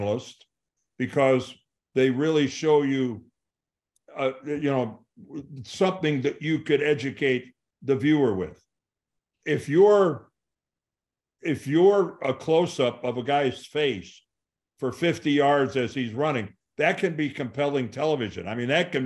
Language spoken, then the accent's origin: English; Canton, Ohio, United States; growing up in Canton, Ohio